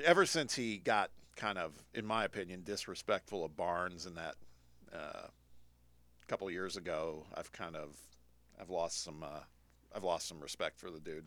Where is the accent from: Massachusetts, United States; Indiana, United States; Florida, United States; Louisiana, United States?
Indiana, United States; my home state